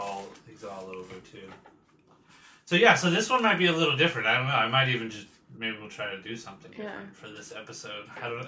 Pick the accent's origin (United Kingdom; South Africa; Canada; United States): United States; San Diego, California; born or raised there